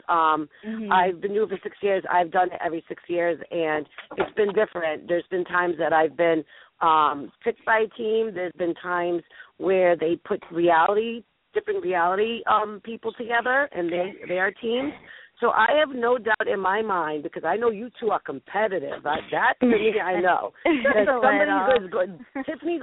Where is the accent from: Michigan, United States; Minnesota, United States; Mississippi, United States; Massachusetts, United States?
Massachusetts, United States; Boston; accent: Boston; my Boston accent